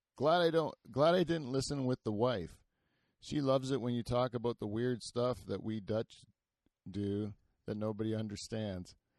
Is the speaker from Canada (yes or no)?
yes; Canada